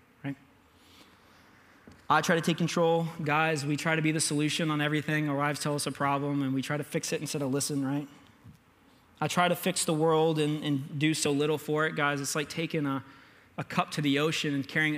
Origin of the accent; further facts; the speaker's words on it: United States; I'm an American